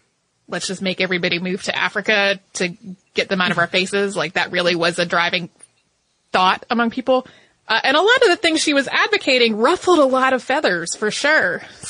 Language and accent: English; Canada; I am Canadian and am a victim of a lot of aggrandizing narratives about my country